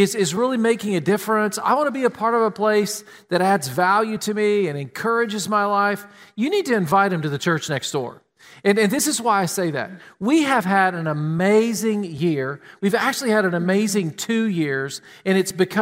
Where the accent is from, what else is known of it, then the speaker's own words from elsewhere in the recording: Tennessee, United States; now in Columbus, United States; We grew up in Tennessee.